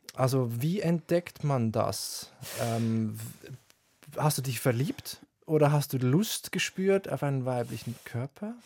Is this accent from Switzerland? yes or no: yes; Switzerland; Ich bin direkt am Wald aufgewachsen, aber auch Seen, äh, Berge und so, hat wirklich Schweizer Idylle